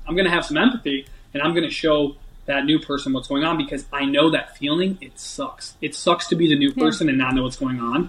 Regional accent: Chicago, Illinois, United States; moved away as an adult; also born or lived in Washington; I'm a kid from Chicago or near the Chicago area. I'm 19

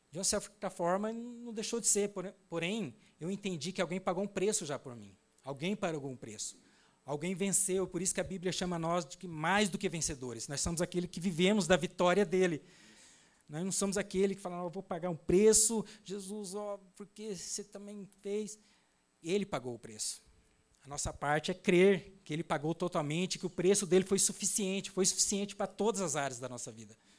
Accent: Naviraí, Mato Grosso do Sul, Brazil; now in Glória de Dourados, Brazil; eu sou lá de Navirei, uma cidade próxima a Dourados

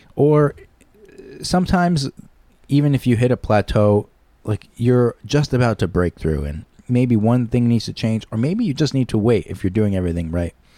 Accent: Shelton, Connecticut, United States; I am a Shelton boy, born and raised in Shelton

